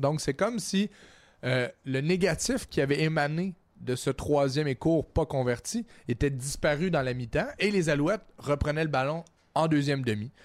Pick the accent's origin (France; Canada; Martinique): Canada; Trois-Rivières, Quebec; à TVA chez nous, à Trois-Rivières